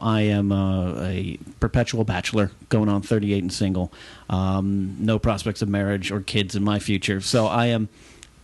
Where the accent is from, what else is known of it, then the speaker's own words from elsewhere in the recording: Arroyo Grande, California, United States; moved away; broadcasting from my hometown. It's the Knapsack Files on the road, back in Arroyo Grande